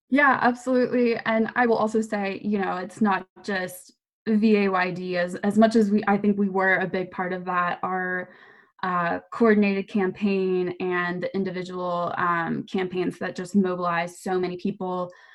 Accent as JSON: {"language": "English", "town": "Manassas", "region": "Virginia", "country": "United States", "tie": "born or raised there", "said": "I'm a native Virginian, I'm from Manassas"}